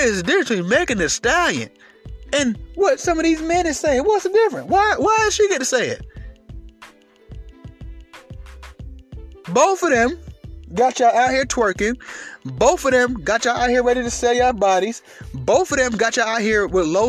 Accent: Atlanta, Georgia, United States; I grew up in Atlanta.

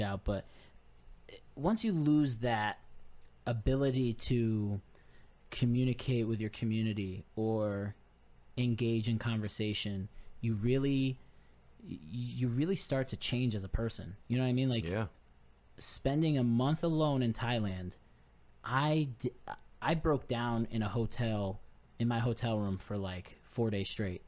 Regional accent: Naugatuck, Connecticut, United States; now in Groton, United States; I'm from Naugatuck

